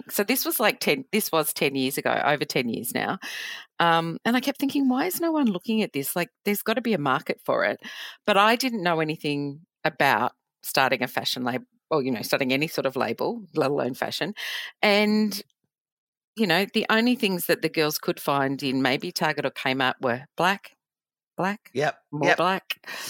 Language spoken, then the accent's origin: English; New South Wales, Australia; born there; also born or lived in Portsea; So I grew up, I was born in New South Wales, but my dad's an army. I'm an army child.